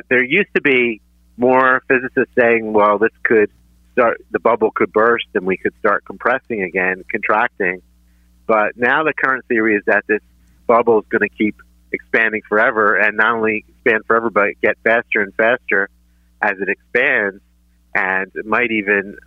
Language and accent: English; Philadelphia, Pennsylvania, United States; growing up in Northeast Philly. I went to George Washington